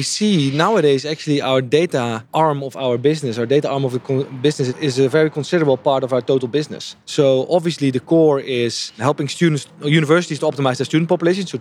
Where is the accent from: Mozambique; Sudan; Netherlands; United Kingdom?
Netherlands; also born or lived in Japan; I'm from the Netherlands